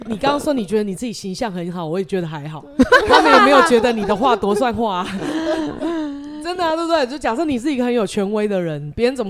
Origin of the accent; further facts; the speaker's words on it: Taiwan; 其实蛮蛮像我们台湾人的，我们是很健忘的